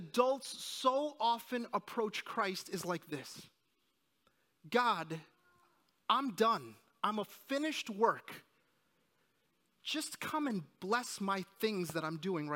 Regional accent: New Jersey, United States; moved away; also born or lived in New York; I was born in New Jersey and, I'm sorry, in New York, and I lived in New Jersey most of my life

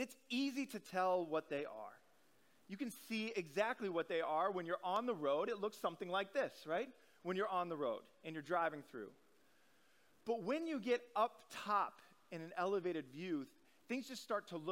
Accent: Omaha, Nebraska, United States; moved away; I grew up in Omaha, Nebraska.

